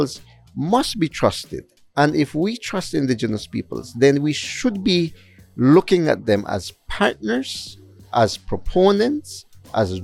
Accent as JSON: {"language": "English", "region": "Southern Belize", "country": "Belize", "said": "I am Maya Ekchi from Southern Belize"}